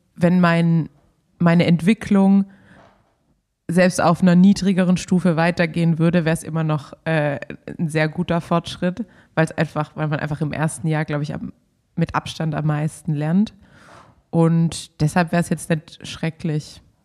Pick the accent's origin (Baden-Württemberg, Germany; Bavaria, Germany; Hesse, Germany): Baden-Württemberg, Germany; als Schwabe